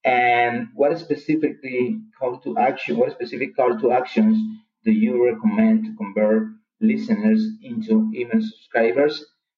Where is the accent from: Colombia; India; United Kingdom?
Colombia; English is a second language; I'm from Colombia, South America.